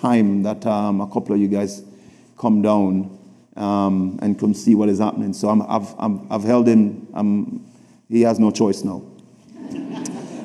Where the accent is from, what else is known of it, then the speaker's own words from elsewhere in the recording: Kingston, Jamaica; I grew up in Jamaica, Kingston, in a community called Southside, Raytown.